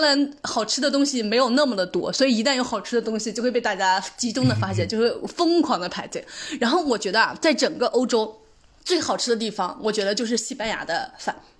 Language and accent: Chinese; Anhui, China; now in Netherlands; 我们家乡的美食，这也是个主食， 安徽牛肉拌面